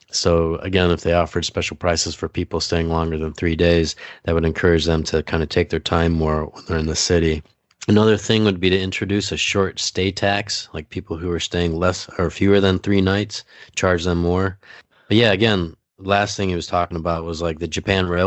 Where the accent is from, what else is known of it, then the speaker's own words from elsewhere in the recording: Philippines; I was like, yeah, I'm Filipino.